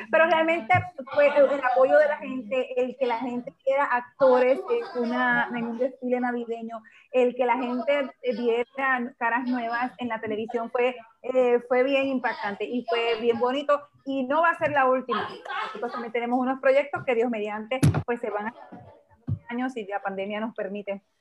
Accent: Honduras; como hondureños y como hermanos que somos.

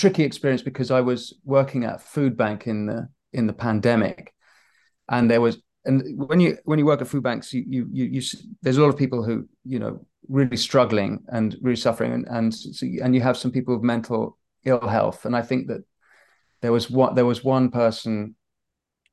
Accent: United Kingdom; So I was raised Catholic, Protestant, but I'm British as well

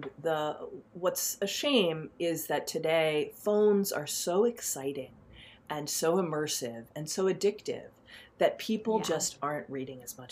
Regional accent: New York City, New York, United States; I grew up in Manhattan in the 70s

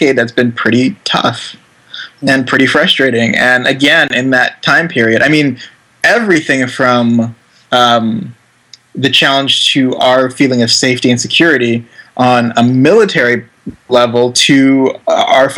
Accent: Indonesia; growing up in Indonesia.

